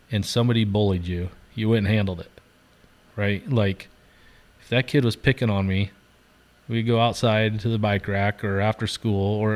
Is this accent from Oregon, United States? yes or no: yes; Central Point, Oregon, United States; I've lost some good kids that I knew growing up in Central Point to suicide